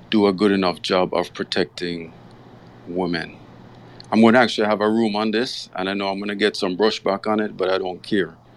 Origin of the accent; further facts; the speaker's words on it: Jamaica; growing up in Jamaica